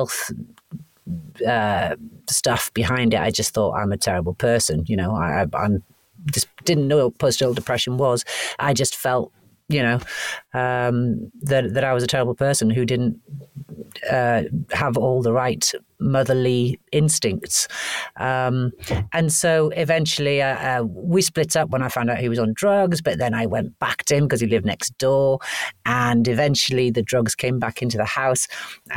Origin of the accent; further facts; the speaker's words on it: Wales, United Kingdom; also born or lived in Canada; I was born in Canada and raised in Wales.